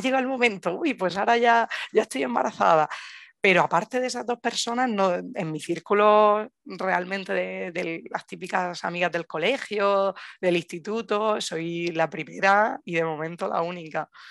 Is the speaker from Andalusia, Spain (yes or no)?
no; Murcia, Region of Murcia, Spain; moved away as an adult; now in Granada, Spain; soy de Murcia, pero vivo en Granada ya pues casi ocho años